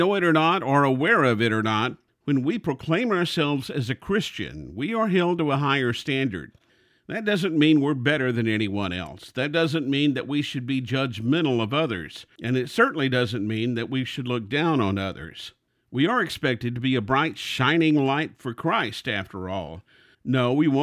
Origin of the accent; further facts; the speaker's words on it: Houston, Texas, United States; I love Houston. It's my hometown. I was born and raised here.